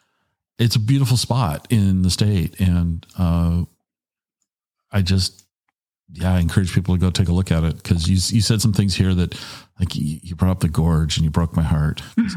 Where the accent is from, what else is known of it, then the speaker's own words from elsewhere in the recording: Tacoma, Washington, United States; moved away as an adult; also born or lived in Ellensburg, Washington; when I grew up in the Tacoma area, I couldn't wait to leave.